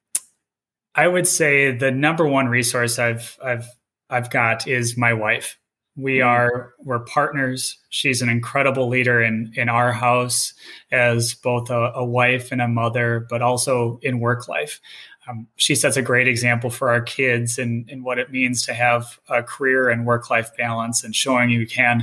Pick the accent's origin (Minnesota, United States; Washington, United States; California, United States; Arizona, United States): Minnesota, United States; Both my wife and I were born and raised in Minnesota